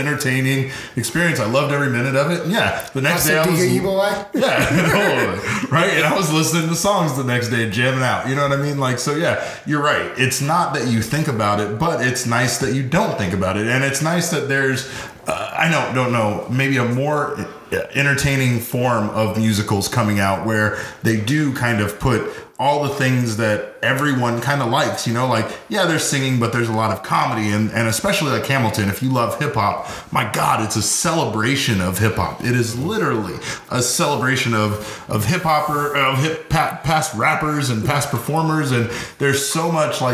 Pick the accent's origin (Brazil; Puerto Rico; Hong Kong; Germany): Puerto Rico; being Puerto Rican